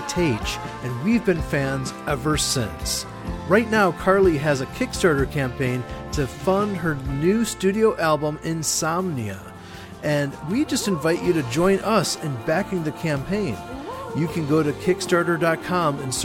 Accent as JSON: {"language": "English", "town": "Chicago", "region": "Illinois", "country": "United States", "tie": "born or raised there", "said": "my hometown of Chicago"}